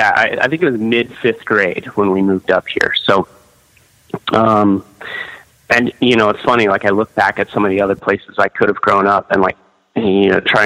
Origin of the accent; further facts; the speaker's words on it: Osage Beach, Missouri, United States; born there; I was actually born in... in Lake of the Ozarks, so Osage Beach, which is right in Lake of the Ozarks, which is like the heart of Missouri. It's a little bit southern, a little bit central.